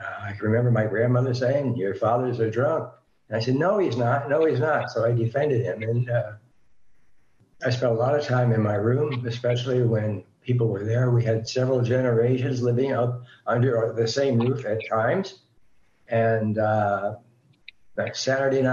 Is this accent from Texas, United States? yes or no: no; New Jersey, United States; now in California, United States; I'm a Jersey boy. Living in California now. I grew up in New Jersey.